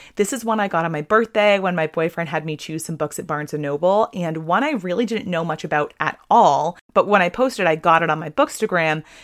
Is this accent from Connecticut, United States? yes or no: no; Kennebunk, Maine, United States; I grew up in Kennybunk, Maine